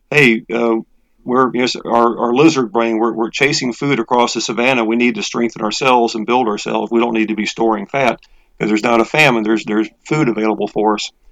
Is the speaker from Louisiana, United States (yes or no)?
no; Texas, United States; now in Atlanta, United States; Well, as you said, I'm from I'm from Texas. I've been in Atlanta area for about 22 years